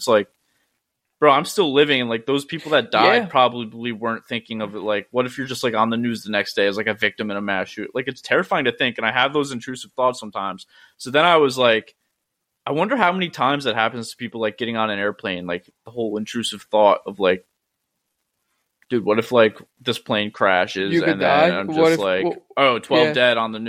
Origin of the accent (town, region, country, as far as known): upstate New York, United States; moved away as an adult; now in Myrtle Beach, United States